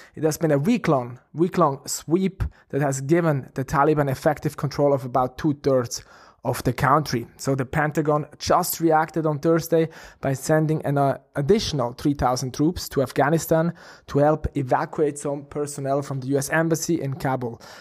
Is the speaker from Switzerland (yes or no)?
yes; Switzerland; we are from Switzerland